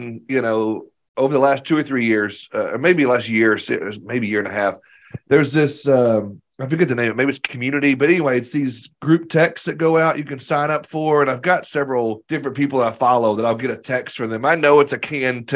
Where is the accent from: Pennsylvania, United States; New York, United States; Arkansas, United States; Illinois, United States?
Arkansas, United States; I think I'm from Arkansas